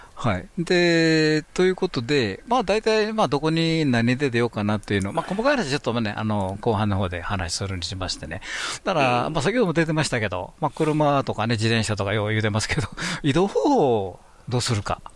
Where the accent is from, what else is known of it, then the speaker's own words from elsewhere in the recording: Kansai, Japan; 関西人としては